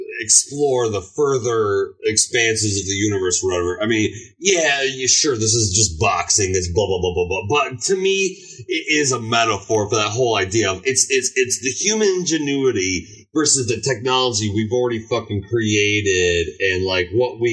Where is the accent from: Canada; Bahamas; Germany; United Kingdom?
Germany; Ladies and gentlemen, I grew up in Germany. Robot Jocks was the first toy line I fucking hit on.